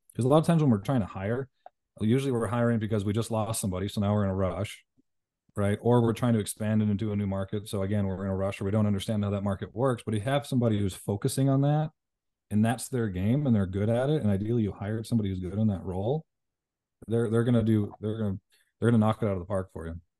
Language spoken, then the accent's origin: English; Canada; moved away; also born or lived in Las Vegas, United States; I'm from Canada, moved back to Vegas.